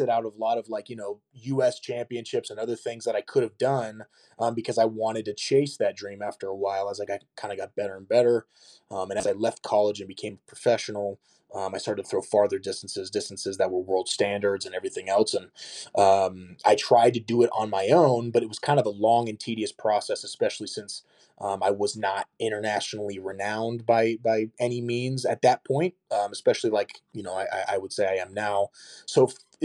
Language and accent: English; United States; I'm from the United States, and having that sort of accent